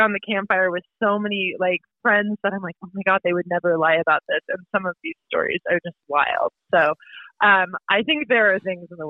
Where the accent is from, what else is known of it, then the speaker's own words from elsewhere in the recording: West Coast, United States; now in New Hampshire, United States; So I'm from the West Coast originally.